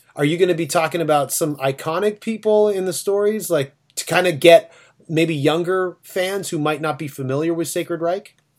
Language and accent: English; Toronto, Ontario, Canada; we're from Toronto.